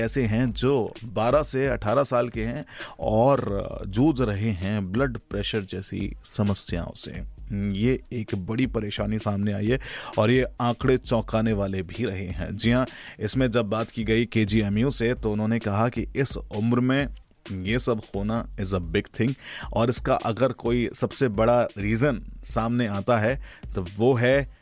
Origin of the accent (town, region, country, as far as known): India